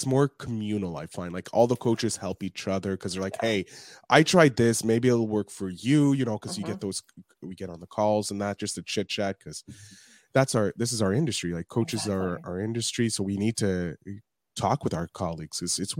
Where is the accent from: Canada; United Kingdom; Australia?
Canada; Montreal, Quebec; Okay, I'm a Canadian.